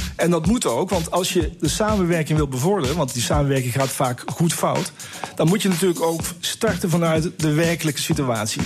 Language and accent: Dutch; Netherlands; moved away; ik een, Nederlander ben